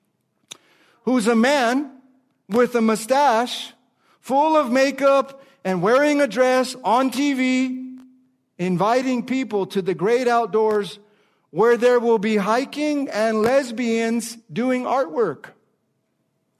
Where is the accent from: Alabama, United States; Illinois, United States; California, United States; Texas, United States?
California, United States; Los Angeles; I'm from Los Angeles, California. I grew up going to the Dodger Stadium